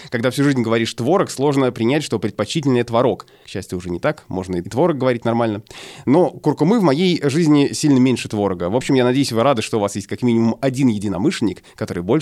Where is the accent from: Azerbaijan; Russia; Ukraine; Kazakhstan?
Russia; Saint Petersburg; now in Germany; Я родилась и выросла в Питере, но с 2001 года живу в Германии.